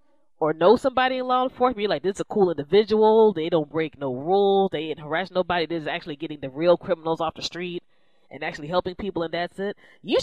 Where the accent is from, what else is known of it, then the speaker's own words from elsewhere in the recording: Southern Maryland, United States; Maryland's my home state. I'm originally from Maryland, more so Southern Maryland than the Northern area.